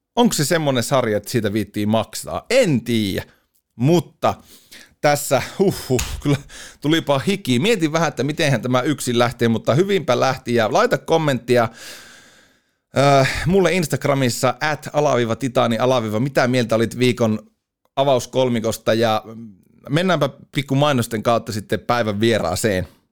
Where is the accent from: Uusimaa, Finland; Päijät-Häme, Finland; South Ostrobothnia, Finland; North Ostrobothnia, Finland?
North Ostrobothnia, Finland; Oulu; meillä Oulussa ruukataan laittaa aina vähän ylimääräisiä vokaaleja sinne sun tänne.